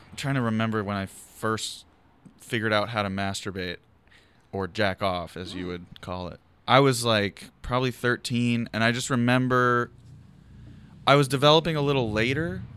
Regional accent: Philadelphia, Pennsylvania, United States; now in Los Angeles, United States; I'm from Philadelphia, but I'm from Overbrook, which is West Philly

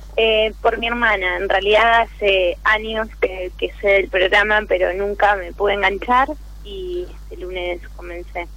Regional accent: Rosario, Santa Fe, Argentina; yo soy de Rosario

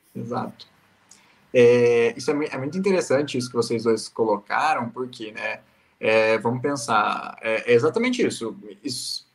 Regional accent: Paraná, Brazil; A gente é do Paraná

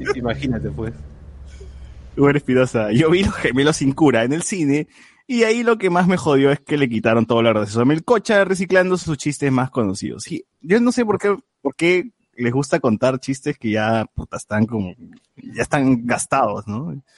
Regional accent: Peru; a mí me conmovió como, peruano

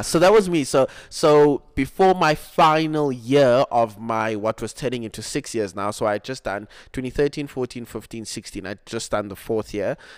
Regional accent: Cape Town, Western Cape, South Africa; also born or lived in Mpumalanga; I was born in Mpumalanga. but I grew up in Cape Town.

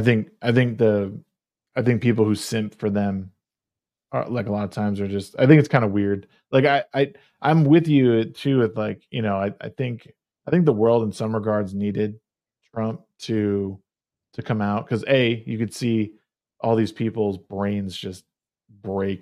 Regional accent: Connecticut, United States; moved away; that's where I grew up in Connecticut

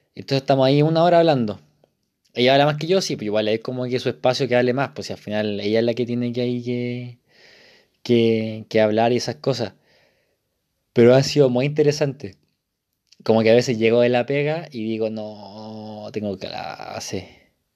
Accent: Isla de Maipo, Santiago Metropolitan Region, Chile; moved away as an adult; now in Santiago, Chile; yo soy de Isle de Maipo, de una parte muy rural, entre comillas, de, la región metropolitana

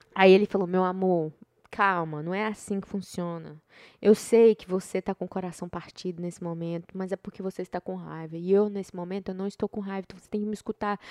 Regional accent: Brazil; moved away; sou brasileira

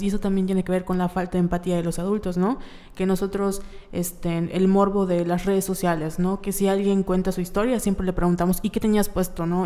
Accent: Yucatán, Mexico; nosotros como sociedad yucateca

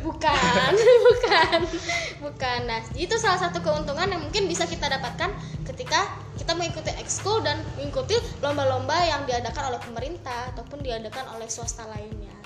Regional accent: West Sumatra, Indonesia; aku asalnya dari Sumatera Barat

